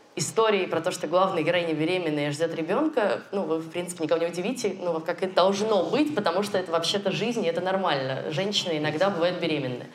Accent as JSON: {"language": "Russian", "country": "Russia", "said": "у нас на родине, в России"}